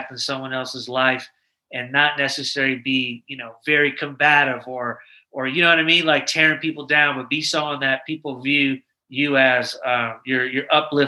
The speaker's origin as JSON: {"language": "English", "town": "Manhattan", "region": "New York", "country": "United States", "tie": "born or raised there", "also_born_or_lived": "Syracuse", "said": "I'm a military brat. My father was in the military. We moved around a little bit, and I'm actually originally from New York. I was born in Manhattan, and then I lived in upstate New York for a while, kind of like in the Syracuse area."}